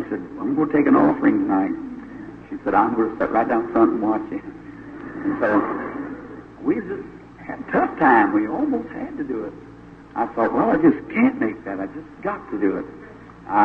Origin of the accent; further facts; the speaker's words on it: Jeffersonville, Indiana, United States; my hometown in Jeffersonville